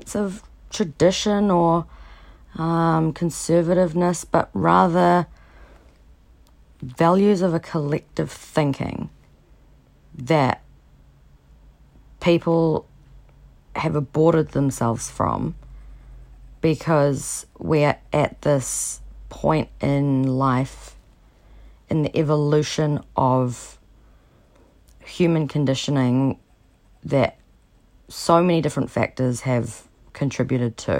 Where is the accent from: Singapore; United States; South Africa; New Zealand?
New Zealand; I'm from New Zealand